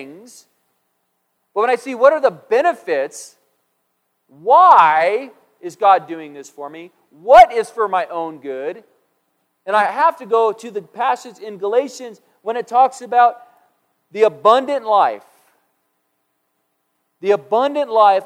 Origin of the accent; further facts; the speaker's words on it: United States; I'm an American